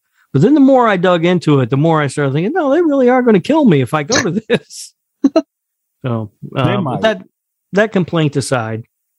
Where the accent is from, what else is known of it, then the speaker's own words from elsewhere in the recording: Indianapolis, Indiana, United States; Growing up in Indianapolis